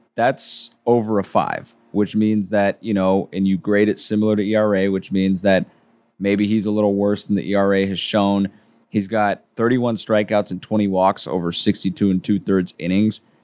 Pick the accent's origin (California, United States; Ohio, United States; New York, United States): California, United States; when I was growing up in California